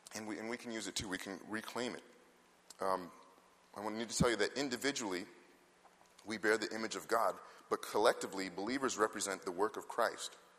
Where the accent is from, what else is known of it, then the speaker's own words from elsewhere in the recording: Canada; though I was born in Canada, my parents came from the West Indies